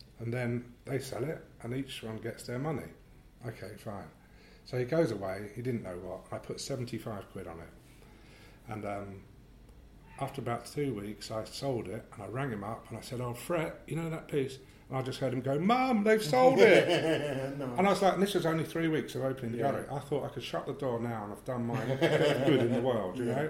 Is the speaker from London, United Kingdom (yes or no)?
yes; London, United Kingdom; I grew up in around Greenwich